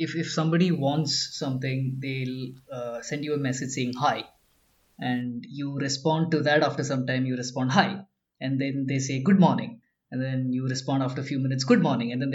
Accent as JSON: {"language": "English", "region": "Kerala", "country": "India", "moved": "yes", "lives_now": "Bangalore, India", "said": "I'm originally from a small village in Kerala, but we've been staying in Bangalore for the last 13 years"}